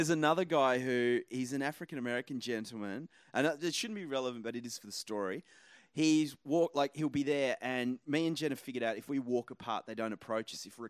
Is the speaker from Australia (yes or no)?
yes; Australia; moved away; I'm from Australia.